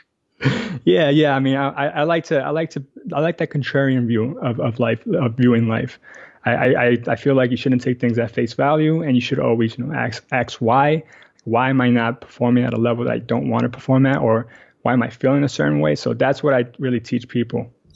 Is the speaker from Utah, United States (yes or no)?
no; New York City, New York, United States; also born or lived in Astoria, Queens; I actually grew up in Washington Heights uh, my whole life, but I moved here about three years ago with my wife.